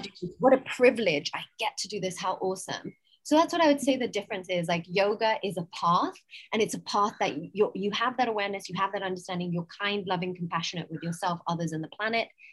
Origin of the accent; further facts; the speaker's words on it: England, United Kingdom; accent: English; also born or lived in United States / San Francisco / New York; now in Goa, India; From my accent, you can tell I'm English. However, I've also lived in America for most of my life.